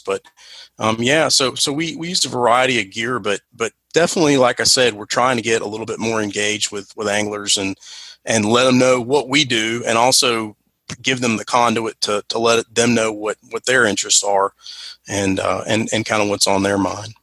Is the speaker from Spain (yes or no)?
no; North Carolina, United States; I'm from North Carolina, so we say crappie here